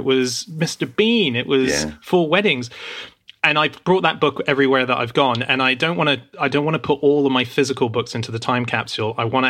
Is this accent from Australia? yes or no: yes; Australia; I don't know if that even existed when I was growing up in Australia.